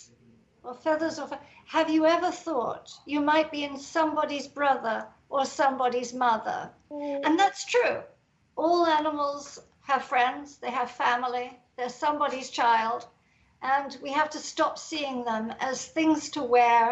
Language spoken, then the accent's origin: English; England, United Kingdom; I'm English